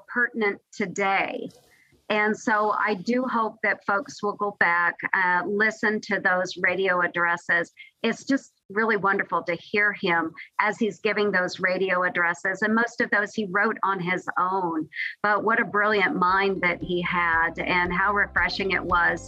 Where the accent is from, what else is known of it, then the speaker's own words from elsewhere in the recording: Midwest, United States; me and my family growing up in the Midwest